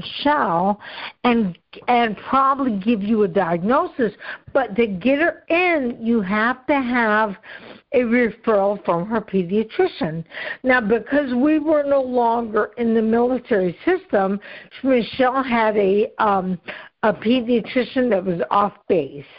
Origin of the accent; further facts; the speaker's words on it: Ohio, United States; was in my home state, was in Cincinnati at that time.